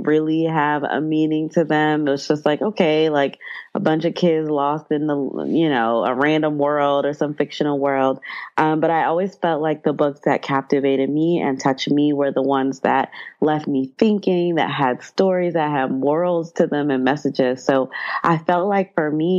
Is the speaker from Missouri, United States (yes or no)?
no; Atlanta, Georgia, United States; now in New York City, United States; growing up in Atlanta